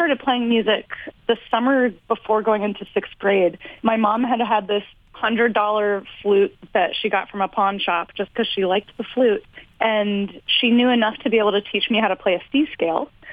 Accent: Virginia, United States; I grew up in Virginia, living on a river in the middle of nowhere

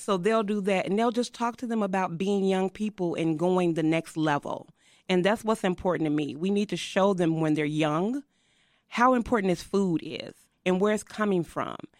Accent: Chicago, Illinois, United States; I'm an Austin baby. I tell people I'm of that dirt. I was born and raised in Austin

